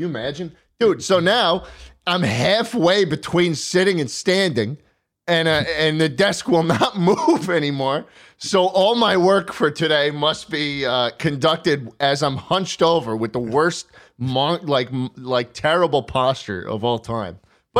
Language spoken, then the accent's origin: English; New York, United States; I'm from New York, man.